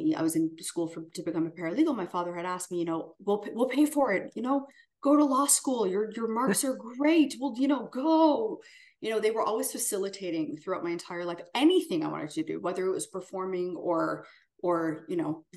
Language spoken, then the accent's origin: English; Canada; moved away as an adult; as a Canadian